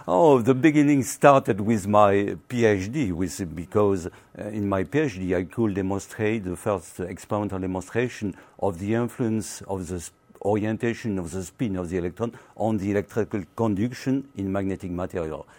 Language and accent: English; Carcassonne, Occitania, France; English is a second language; I was born in the south of France